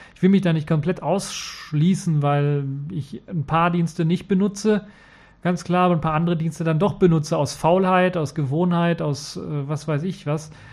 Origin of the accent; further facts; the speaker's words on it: Cologne, North Rhine-Westphalia, Germany; in Köln gegründet, also in meiner Heimatstadt quasi